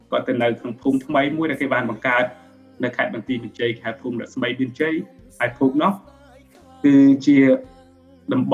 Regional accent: Svay Rieng, Cambodia; born or raised there; also born or lived in Site Two refugee camp, Thailand

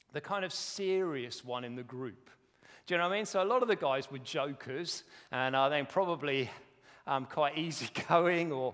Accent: United Kingdom; We're very British

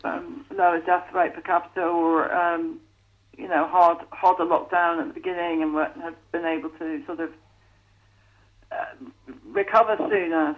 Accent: North Staffordshire, West Midlands, United Kingdom; When I was 18, growing up in North Staffordshire

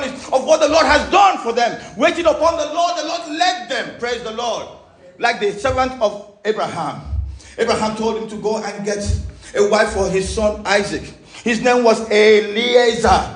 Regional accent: Oron, Akwa Ibom, Nigeria; my hometown, Oron, is a fishing port.

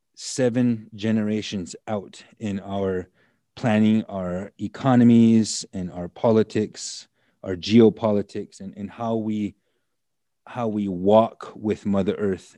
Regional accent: United States; also born or lived in Black Hills, South Dakota; I grew up on the Standing Rock Nation, the Standing Rock Reservation

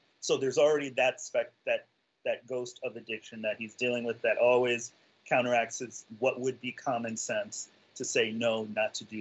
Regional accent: New York City, New York, United States; also born or lived in Florida; I'm native New Yorker. I grew up not having to drive anywhere.

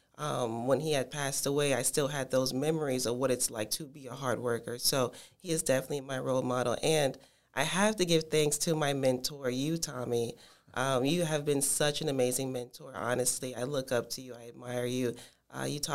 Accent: Tampa, Florida, United States; also born or lived in Miami, Florida / Washington, D.C.; my hometown is Miami, Florida, but I grew up here in Tampa, Florida

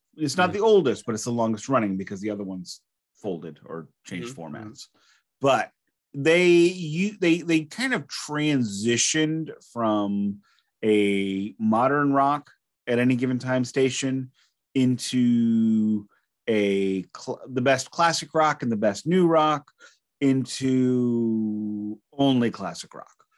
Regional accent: Alton, Illinois, United States; accent: Midwestern American; also born or lived in St. Louis, Missouri; I was born in Alton, which is just up the road

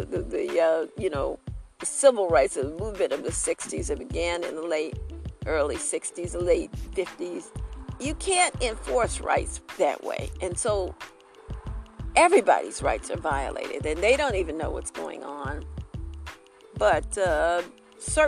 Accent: Detroit, Michigan, United States; also born or lived in Aiken/Barnwell area, South Carolina; now in Aiken, United States; I'm from Detroit

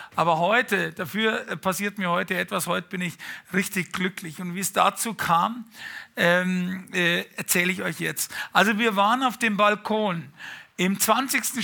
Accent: Bavaria, Germany; also born or lived in Munich / Fürstenfeldbruck; wie man so als Bayer halt mal ist

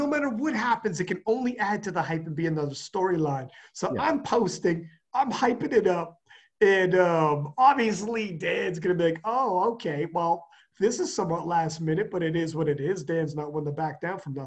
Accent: Canada; I'm Canadian

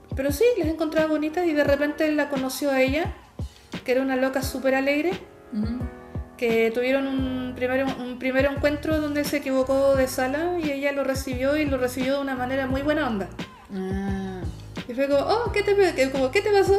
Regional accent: Chile; uno como chilena

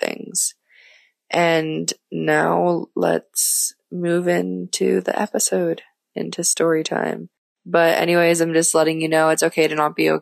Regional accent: Florida, United States; moved away as an adult; also born or lived in Minnesota / Mexico; now in Sofia, Bulgaria; I grew up in Florida all of my life

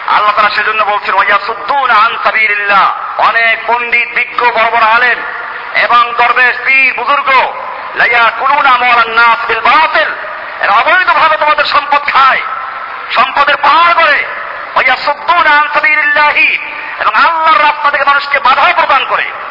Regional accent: Bangladesh

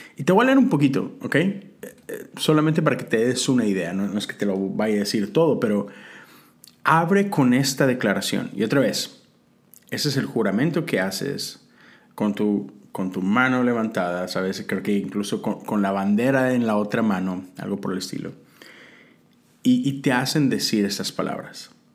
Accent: Mexico; moved away as an adult; now in United States; como mexicano, ahora americano, no tengo que renunciar a mi ciudadanía mexicana

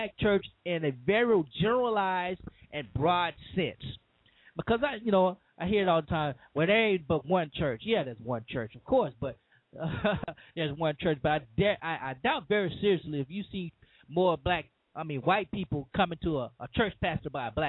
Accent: Cajun, Louisiana, United States; I'm a Southern boy. I'm a Cajun man

